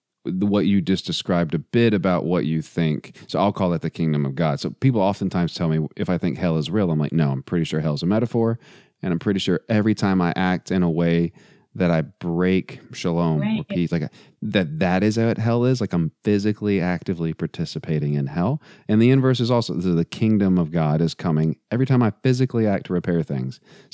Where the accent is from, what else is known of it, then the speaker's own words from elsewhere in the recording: Texas, United States; I was born in Texas.